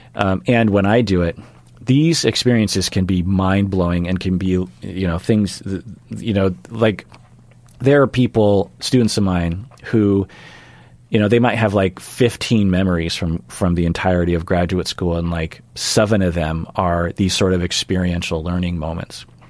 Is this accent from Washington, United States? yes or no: yes; Sammamish, Washington, United States; also born or lived in Ballard, Seattle; growing up in Seattle